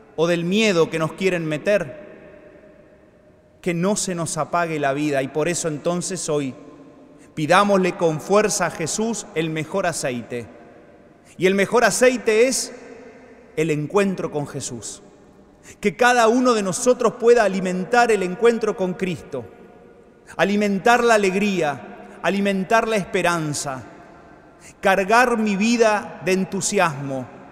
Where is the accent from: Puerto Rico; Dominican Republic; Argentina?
Argentina